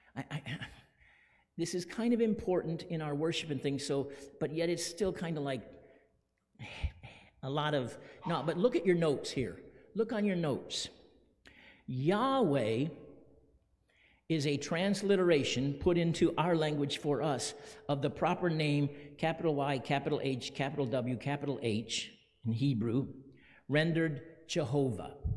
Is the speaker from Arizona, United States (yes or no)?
yes; Phoenix, Arizona, United States; When I was a little boy growing up in Phoenix